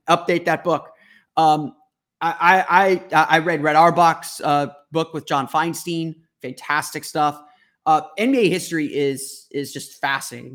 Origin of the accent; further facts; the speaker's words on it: Orlando, Florida, United States; I grew up here in Orlando